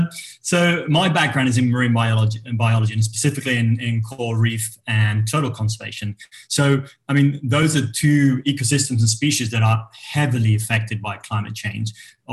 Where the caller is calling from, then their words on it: Playa del Carmen, Quintana Roo, Mexico; I'm joining from the Mexican Caribbean, from the east coast of the Yucatan Peninsula, so from Playa del Carmen.